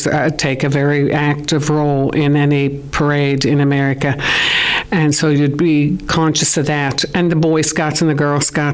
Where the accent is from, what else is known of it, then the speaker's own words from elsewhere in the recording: Pittsburgh, Pennsylvania, United States; now in Ireland; I'd best describe myself as Pittsburgh